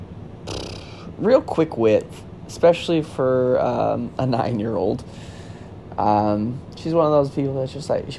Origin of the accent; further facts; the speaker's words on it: Florissant, Missouri, United States; also born or lived in Hazelwood, Missouri; I am from St. Louis, Missouri, born and raised, and by St. Louis, I actually mean Florissant, Missouri.